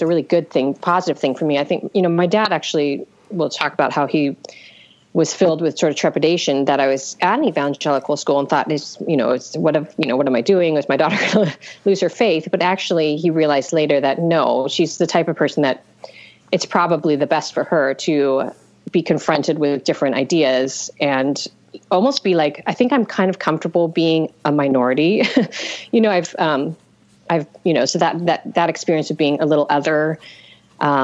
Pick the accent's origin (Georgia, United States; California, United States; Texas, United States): California, United States; Visalia; also born or lived in Ventura, California; I grew up in Central Valley, Visalia, California